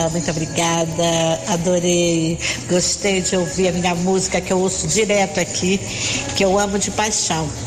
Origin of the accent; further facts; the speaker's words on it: North Region, Brazil; Amor, eu sou do norte, não sou nordestina. Ficaria muito honrada se fosse também, logicamente, né? Mas é norte, nortista.